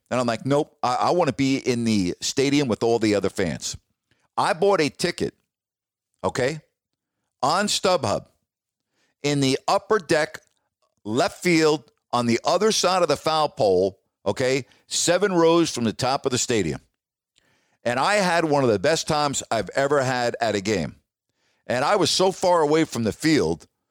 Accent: New York, United States; moved away as an adult; also born or lived in Toledo / Sacramento; I'm from New York

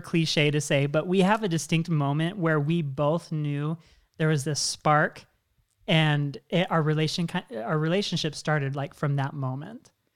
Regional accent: Washington, United States; moved away; I'm originally from Washington State.

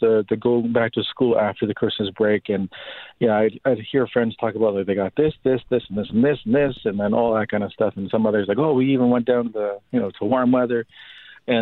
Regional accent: Winnipeg, Manitoba, Canada; growing up in the North End with my single mother

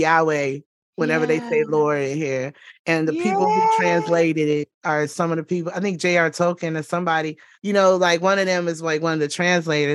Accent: Georgia, United States; I grew up I was born in the South. I was born in Georgia

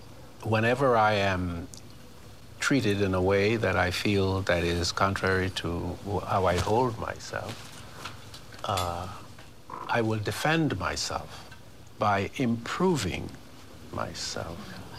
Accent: Bahamas; accent: Bahamian; Yes, I learned. My accent was Bahamian. It was terrible. It was sing-songy, as most Caribbean accents are.

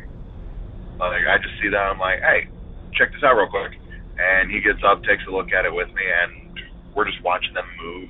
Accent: Northern Virginia, United States; I'm from Northern Virginia

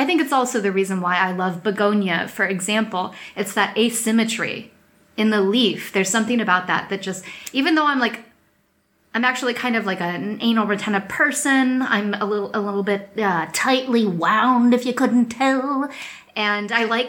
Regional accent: United States; now in Europe; I'm American and I live here in Europe

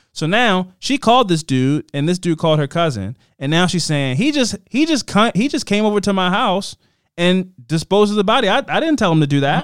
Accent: Baltimore, Maryland, United States; I'm from Baltimore.

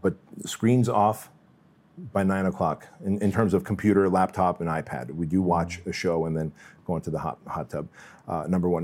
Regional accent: Santa Ana, California, United States; born or raised there; also born or lived in Russia

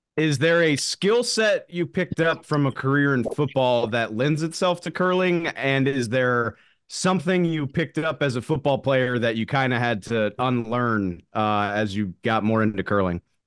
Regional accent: the South, United States; I grew up in the South

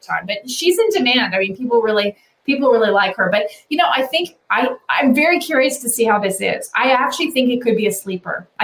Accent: Canada; growing up in Canada

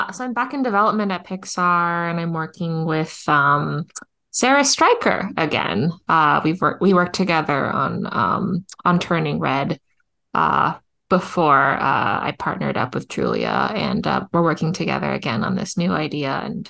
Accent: Canada; A. I'm just going to end all my sentences

